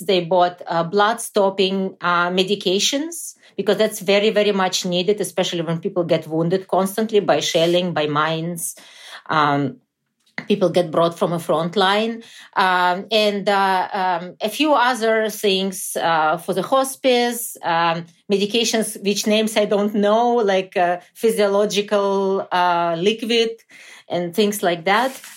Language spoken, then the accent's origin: English; Chernivtsi, Chernivtsi Oblast, Ukraine; moved away; Chernivtsi, which is my hometown in western Ukraine